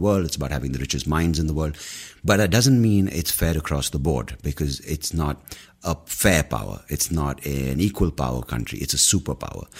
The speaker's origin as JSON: {"language": "English", "country": "India", "said": "we're predominantly Indian brown people"}